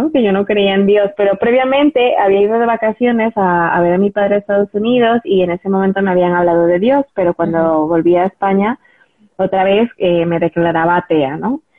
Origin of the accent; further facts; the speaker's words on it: Ecuador; also born or lived in United States; now in Madrid, Spain; como bien dijiste, soy de Ecuador eh, y soy española de, corazón